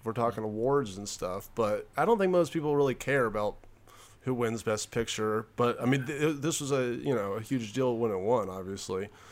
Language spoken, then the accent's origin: English; Memphis, Tennessee, United States; I'm from Memphis, Tennessee. Our most famous street is called Beale Street